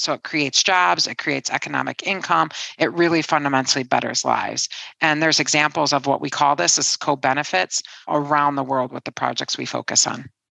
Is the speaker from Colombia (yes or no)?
no; Detroit, Michigan, United States; moved away as an adult; now in London, United Kingdom; I'm born and raised in Detroit